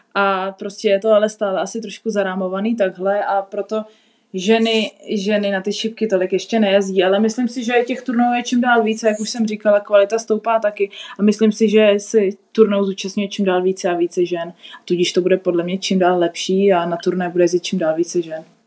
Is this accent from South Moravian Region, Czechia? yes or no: no; South Bohemian Region, Czechia; pro mě je doma vždycky v Česku, v Česku na jihu a Česko je místo, odkud pocházím